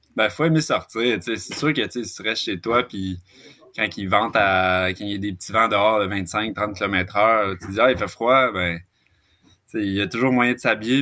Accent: Laval, Quebec, Canada; moved away as an adult; also born or lived in Western Canada; now in Gaspésie, Canada; je, viens, de Laval, en fait, encore plus euh, banlieusard

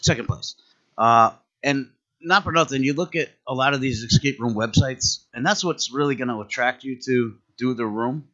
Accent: Connecticut, United States; we're, we're originally from Connecticut

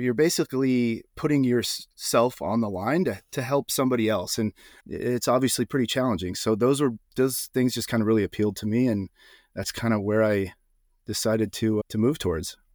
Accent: Iowa, United States; moved away as an adult; also born or lived in Austin, Texas; I grew up in Iowa

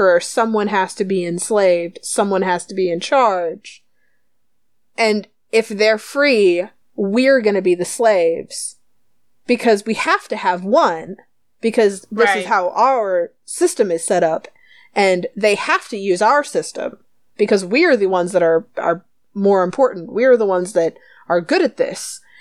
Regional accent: United States; we're American

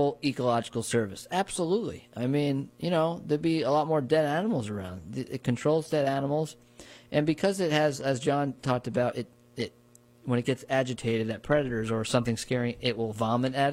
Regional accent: New Paltz, New York, United States; Growing up in New Paltz

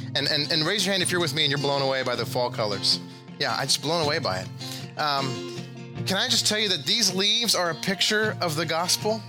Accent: Texas, United States; moved away as an adult; now in Missouri, United States; I was from Texas, I hardly ever saw snow. But then I moved here

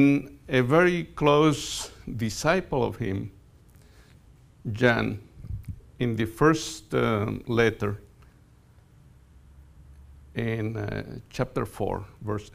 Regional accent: Colombia; moved away; I grew up in Colombia. In fact, I grew up in a coffee plantation.

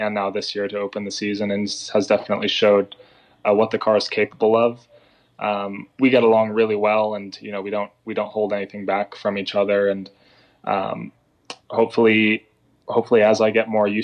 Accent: United States; the only American in the series

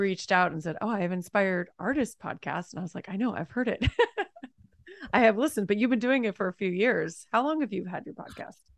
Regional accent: Los Angeles, California, United States; also born or lived in New York; I'm from Los Angeles, but I moved to New York for a couple of years and then came back

